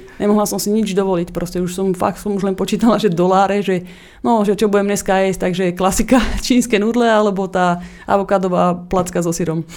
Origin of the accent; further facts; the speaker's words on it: Slovakia; moved away as an adult; also born or lived in Australia; now in Los Angeles, United States; som mala 20 rokov, som odišla zo Slovenska na opačnú stranu Zemegule